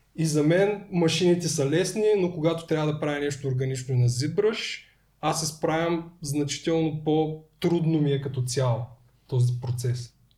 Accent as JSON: {"language": "Bulgarian", "town": "Tryavna", "region": "Gabrovo Province", "country": "Bulgaria", "said": "да идвам а, от Трявна до София"}